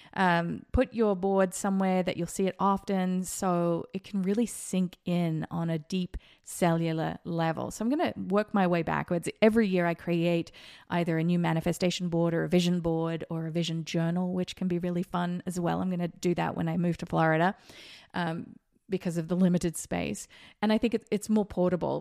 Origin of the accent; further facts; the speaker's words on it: Australia; now in Las Vegas, United States; I grew up in Australia